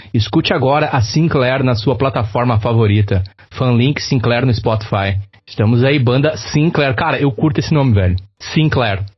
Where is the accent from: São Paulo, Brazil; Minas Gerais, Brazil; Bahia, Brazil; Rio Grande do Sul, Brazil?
Rio Grande do Sul, Brazil; accent: gaúcho; nosso sotaque gaúcho